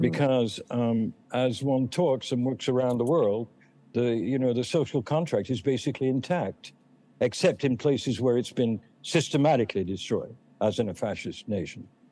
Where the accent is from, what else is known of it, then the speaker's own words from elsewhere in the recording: England, United Kingdom; moved away; also born or lived in Boston; I'm English